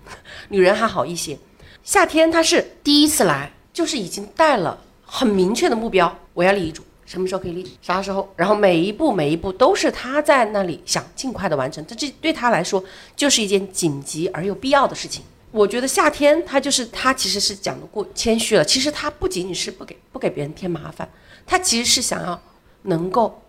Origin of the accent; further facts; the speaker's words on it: China; 我是这个长沙服务中心的一个负责人